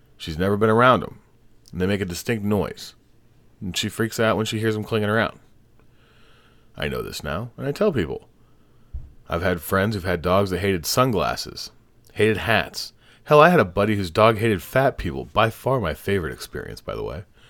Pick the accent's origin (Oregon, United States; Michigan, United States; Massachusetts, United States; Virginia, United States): Massachusetts, United States; Boston; I'm from Boston.